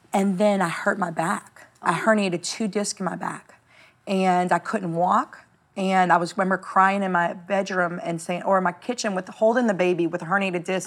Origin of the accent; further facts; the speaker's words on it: New Orleans, Louisiana, United States; I was nobody from New Orleans, Louisiana